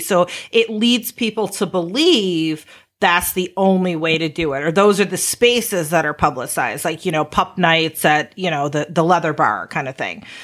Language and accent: English; Chicago, Illinois, United States; we're from Chicago